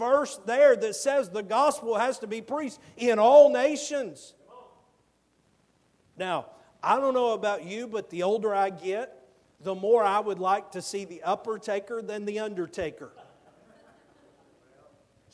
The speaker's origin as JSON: {"language": "English", "region": "Georgia", "country": "United States", "moved": "yes", "said": "I'm from Georgia"}